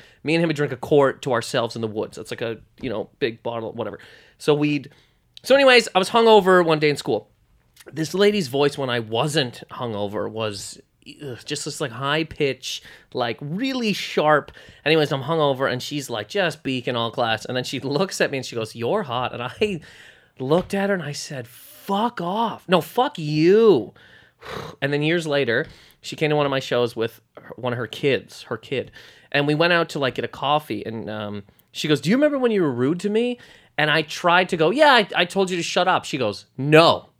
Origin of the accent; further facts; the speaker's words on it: Nova Scotia, Canada; Nova Scotia.